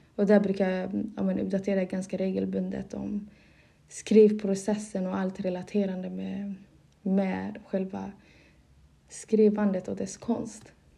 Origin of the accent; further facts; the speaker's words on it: Malmö, Skåne, Sweden; first language Somali; moved away as an adult; now in Dalarna, Sweden; jag är uppvuxen i Malmö och där har jag bott en stor del av mitt liv. Och i nuläget har jag flyttat till Dalarna